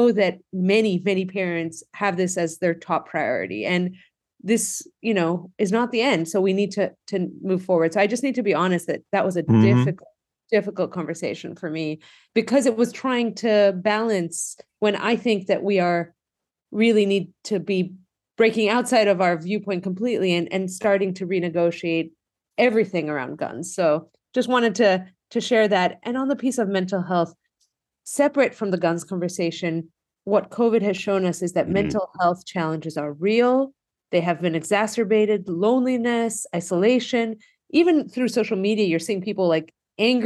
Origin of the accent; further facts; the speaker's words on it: Greece; now in United States; I grew up in Greece